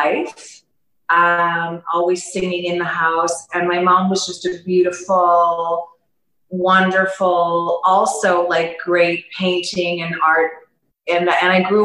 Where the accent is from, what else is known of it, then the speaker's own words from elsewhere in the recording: Toronto, Ontario, Canada; moved away as an adult; now in Panama; I'm from Toronto, Canada, born and raised